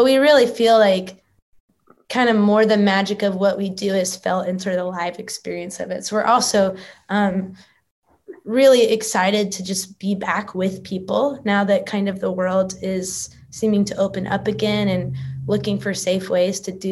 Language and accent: English; Texas, United States; now in Nashville, United States; I grew up in Texas